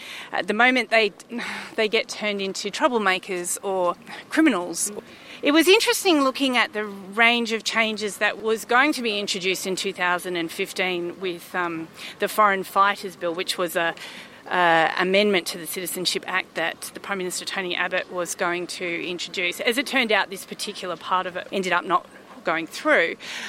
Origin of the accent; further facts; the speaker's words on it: Queensland, Australia; born there; And I was born here in Australia. My mother is English. My father is from New Zealand.